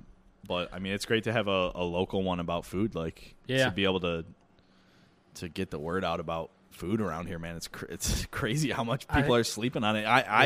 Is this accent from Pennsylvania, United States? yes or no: no; Mattydale, New York, United States; I grew up in Mattydale.